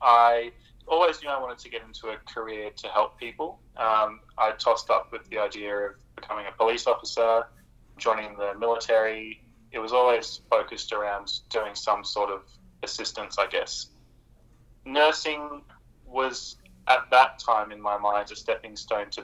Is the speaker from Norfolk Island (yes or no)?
yes; Norfolk Island; now in Rockhampton, Australia; I grew up in a very small place called Norfolk Island